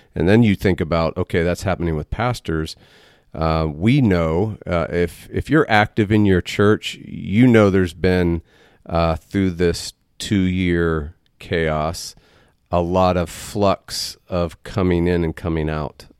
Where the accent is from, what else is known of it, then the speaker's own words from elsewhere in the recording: Waco, Texas, United States; we're, we're native